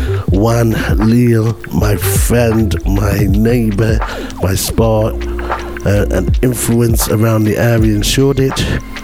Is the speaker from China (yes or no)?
no; Jamaica; now in London, United Kingdom; being Jamaican as I am